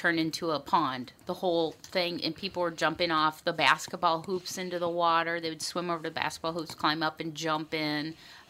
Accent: Bloomington, Minnesota, United States; I remember, because I grew up in Bloomington

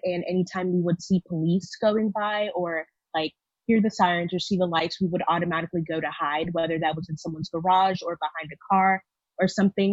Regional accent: Houston, Texas, United States; I'm from Houston, Texas, and I identify as a Black woman

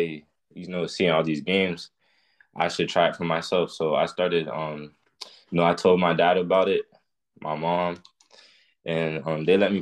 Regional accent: Broward County, Florida, United States; I'm from Broward County, Florida. South Florida, 954

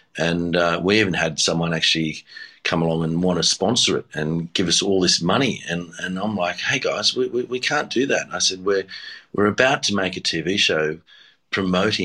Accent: Sydney, New South Wales, Australia; born or raised there; also born or lived in Tamworth, New South Wales / Badgerys Creek, New South Wales / Taralga, New South Wales

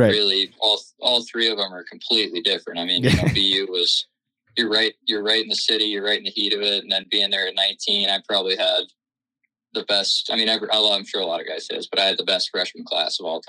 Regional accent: Dallas, Texas, United States; moved away as an adult; I'm from Dallas

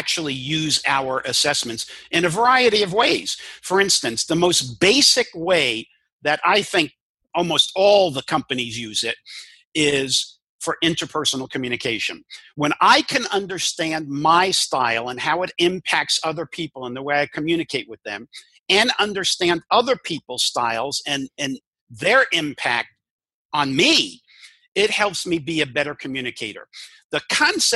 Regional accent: New York City, New York, United States; first language English; I grew up in New York and Brooklyn

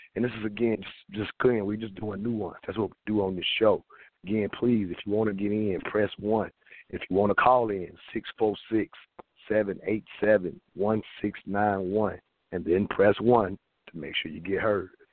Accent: the South, United States; I grew up in the South

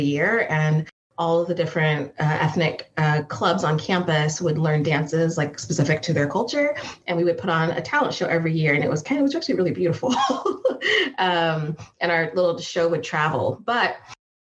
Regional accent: San Jose, California, United States; So I grew up in San Jose, which is the South Bay Area

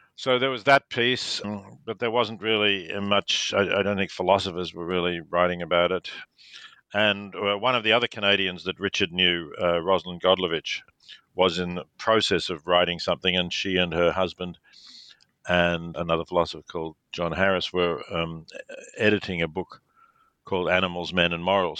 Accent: Melbourne, Victoria, Australia; I was born in Melbourne, Australia.

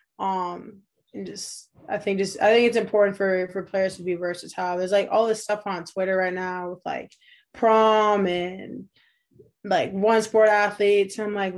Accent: New Hampshire, United States; I have a younger sister, so grew up here with her, just playing sports. Kind of away from like the rush of like the ci

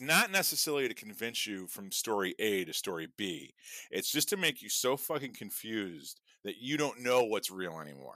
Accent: Chicago, Illinois, United States; I'm from Chicago

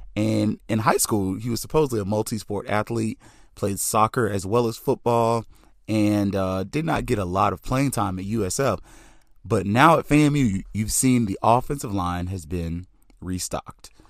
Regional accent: Tallahassee, Florida, United States; I am Southern, I'm from Tallahassee

